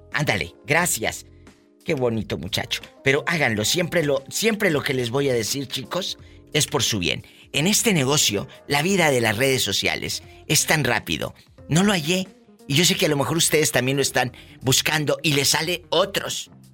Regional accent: Matamoros, Mexico; soy de Matamoros

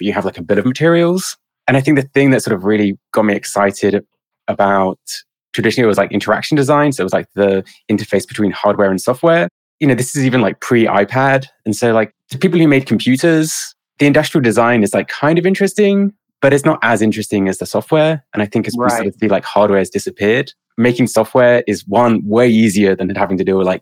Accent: South of England, United Kingdom; now in Oakland, United States; I grew up in the south of England, currently in Oakland.

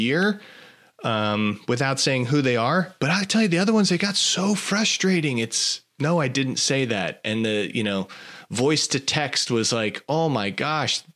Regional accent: New York City, New York, United States; now in the South, United States; I grew up in New York City area

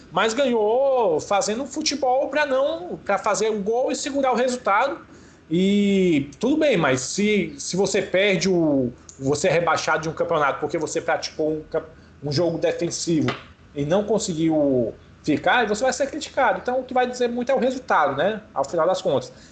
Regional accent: Ceará, Brazil

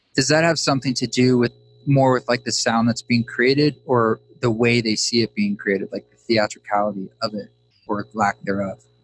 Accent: Pacific Northwest, United States; I grew up in the Pacific Northwest

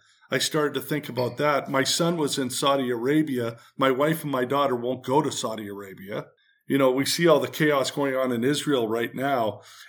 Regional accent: Canada; now in United States; I'm all about the American dream because we immigrated from Canada.

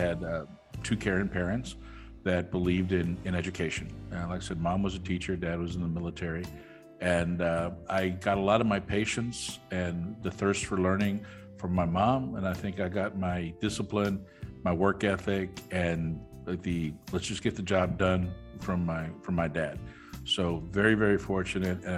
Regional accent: Austin, Texas, United States; also born or lived in Mercedes, Texas; Austin was home. So my formative years and everything, I went to school it was in Austin, Texas

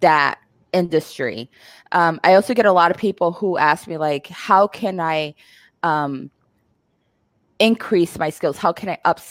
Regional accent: Puerto Rico; now in Seattle, United States; I'm from Puerto Rico. I am in Seattle.

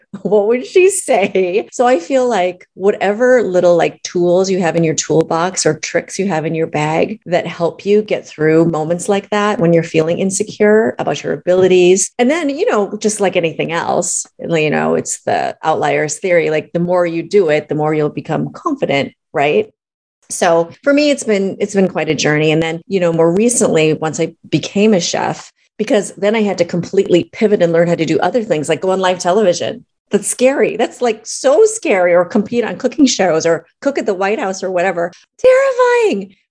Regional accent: Minneapolis, Minnesota, United States; moved away as an adult; also born or lived in Boston, United States / Los Angeles, United States; I grew up in Minneapolis, Minnesota my parents immigrated from China

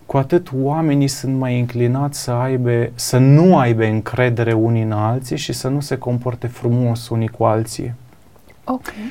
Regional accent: Sibiu, Sibiu County, Romania; Da, eu sunt de la Sibiu, mi îmi place mâncarea.

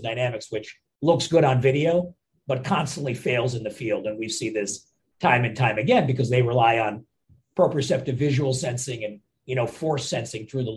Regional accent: India; now in Philadelphia, United States; I'm from India originally

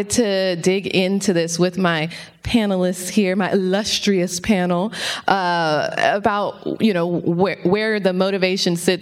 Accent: Los Angeles, California, United States; I'm from South Central LA.

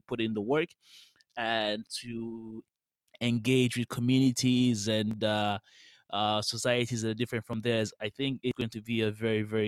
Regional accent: Nigeria; where I'm from Nigeria

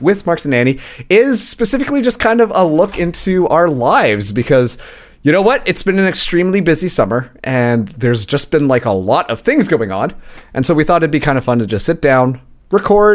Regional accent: Canada; I'm Canadian

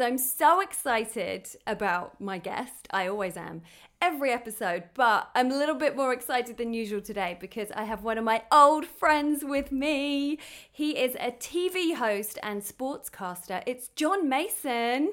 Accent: United Kingdom; now in Los Angeles, United States; I'm a British T V host, actor, and comedian living in L

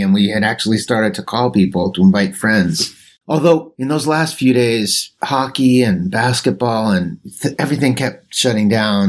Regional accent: New York City, New York, United States; I grew up on Washington Square

